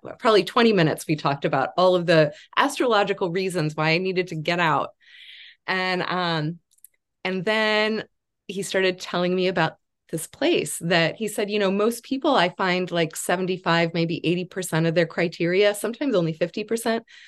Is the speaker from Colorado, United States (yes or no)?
no; Chicago, Illinois, United States; moved away as an adult; also born or lived in Kansas City, Missouri; now in Beacon, New York, United States; I'm originally from the Chicago area and went away to college in Kansas City, Missouri.